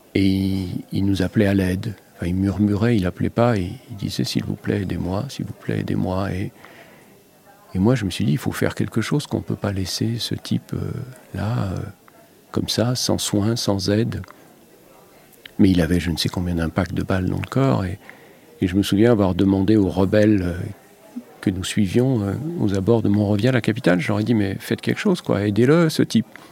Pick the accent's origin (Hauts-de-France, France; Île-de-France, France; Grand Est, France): Grand Est, France; Lorraine; moved away; moi, j'ai grandi en Lorraine